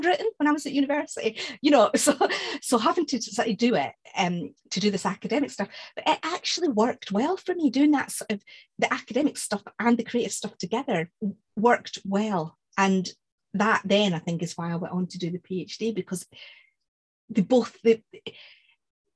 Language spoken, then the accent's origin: English; Scotland, United Kingdom; moved away; I'm Scottish